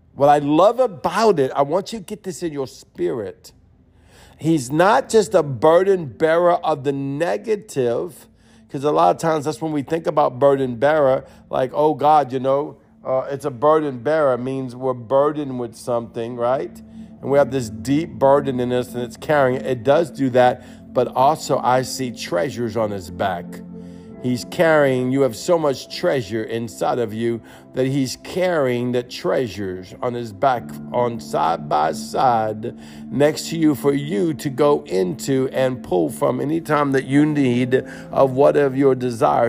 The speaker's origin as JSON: {"language": "English", "area": "Cajun", "region": "Louisiana", "country": "United States", "said": "I'm Creole. I'm a Cajun."}